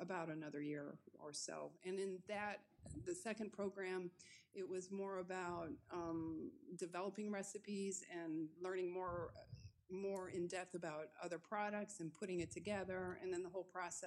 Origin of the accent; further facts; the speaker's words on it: Chicago, Illinois, United States; moved away as an adult; now in France; I grew up in the Chicago area, the northwest suburbs